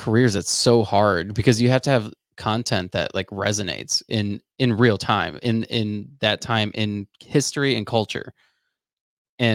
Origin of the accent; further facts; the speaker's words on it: West Palm Beach, Florida, United States; I'm originally from West Palm Beach and Florida.